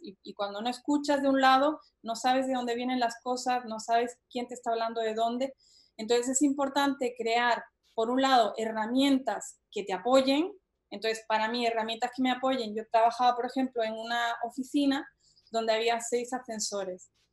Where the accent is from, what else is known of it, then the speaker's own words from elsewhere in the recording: Spain; moved away; also born or lived in Boston, United States; yo soy española